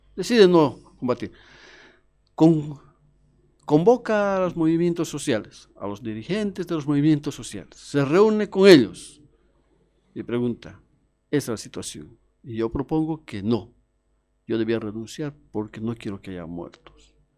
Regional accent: Cochabamba, Bolivia; nosotros somos de Cochabamba.

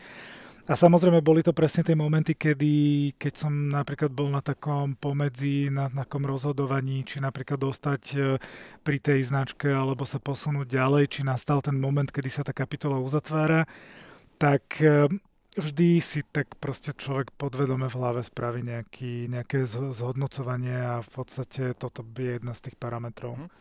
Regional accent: Bratislava, Bratislava Region, Slovakia; vyrastal som v blízkosti Račianského mýta v Bratislave

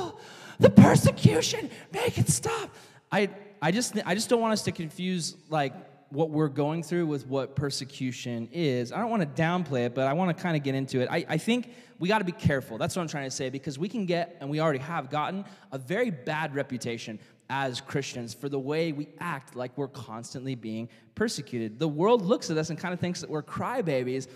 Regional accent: United States; as an American citizen

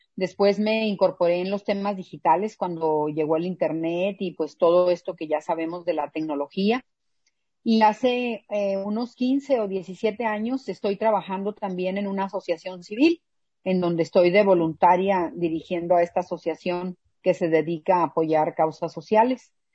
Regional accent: Mexicali, Baja California, Mexico; yo nací aquí en Mexicali

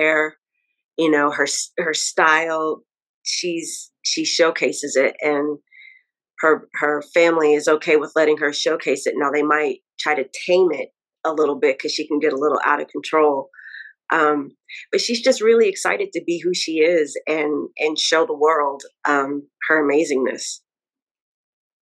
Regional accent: Dallas, Texas, United States; moved away as an adult; now in New York, United States; I'm originally from Dallas, Texas, but I have been living in New York now for 9 years

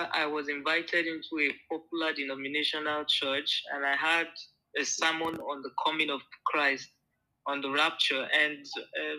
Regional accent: Abuja, Federal Capital Territory, Nigeria; also born or lived in Kogi State; I came to Abuja, and I grew up in Abuja, though I was born in Kogi State, but I grew up in Nigeria, in Abuja

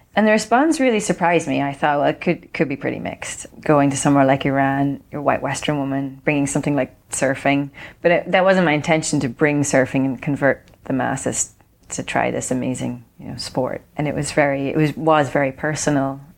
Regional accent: Ireland; when I grew up in Ireland before surfing was cool

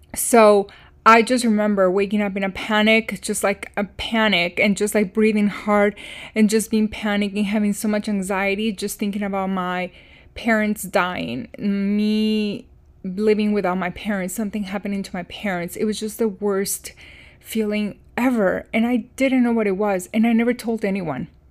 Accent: Chicago, Illinois, United States; moved away as an adult; also born or lived in Iowa City, Iowa; my hometown and, um, Chicago area

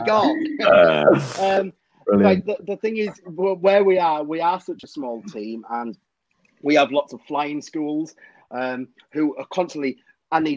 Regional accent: Cumbria, North West England, United Kingdom; I'm from Cumbria

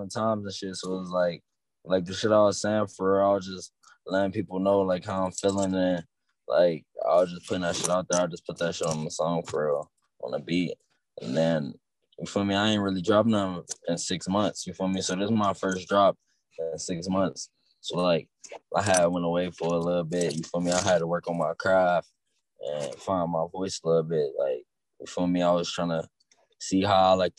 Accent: Cleveland, Ohio, United States; I'm from Cleveland. I'm a young nigga from Cleveland

